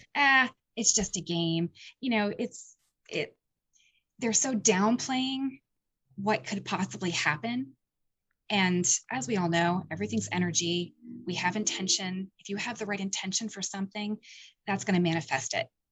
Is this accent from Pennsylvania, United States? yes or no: yes; Point Phillips, Pennsylvania, United States; the town that, um, I grew up in, which was a s, a little tiny Pickville town called Penns, uh, Point Phillips